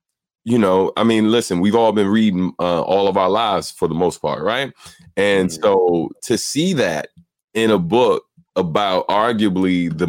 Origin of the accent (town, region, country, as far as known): Prince George's County, Maryland, United States